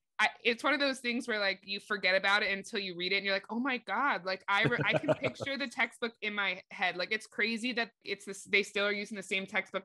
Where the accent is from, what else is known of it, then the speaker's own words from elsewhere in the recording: South Florida, United States; obviously growing up in South Florida